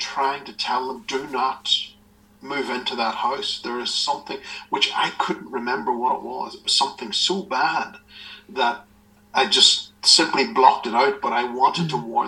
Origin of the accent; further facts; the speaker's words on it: Northern Ireland, United Kingdom; I was growing up in a house back in my hometown in Northern Ireland.